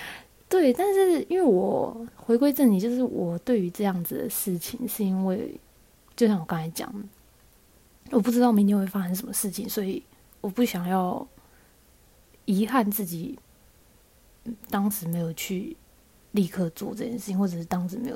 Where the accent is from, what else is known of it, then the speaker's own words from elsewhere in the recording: Taoyuan, Taiwan; 大家都知道我们是桃园人了，